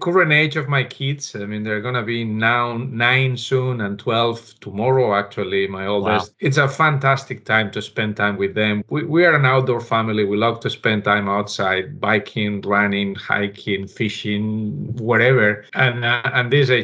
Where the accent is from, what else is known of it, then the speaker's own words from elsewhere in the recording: Barcelona, Catalonia, Spain; moved away as an adult; also born or lived in Alicante, Spain; now in Pennsylvania, United States; we moved to Barcelona and I grew up there